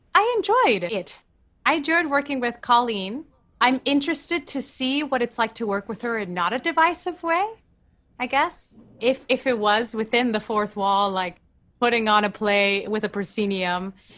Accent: Argentina; moved away; I'm from Argentina

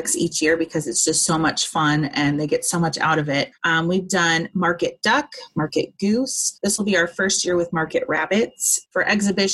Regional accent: Southern California, United States; moved away as an adult; we were born and raised in Southern California

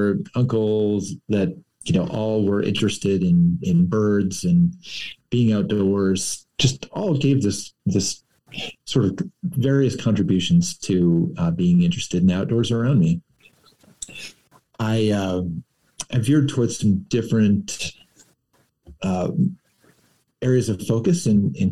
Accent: Moundridge, Kansas, United States; I grew up in Mound Ridge, only about 6 miles from Heston, where Dick Arboretum is located.

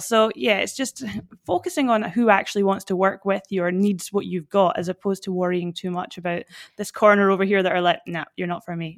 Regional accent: Fort William, Scotland, United Kingdom; accent: Scottish; moved away as an adult; now in Perth, Australia; I'm originally from Fort William in Scotland. That's where this, this awesome accent comes from

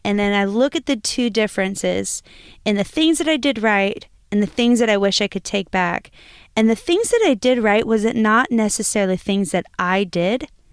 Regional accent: Lima, Ohio, United States; moved away; I am from, originally from Lima, Ohio

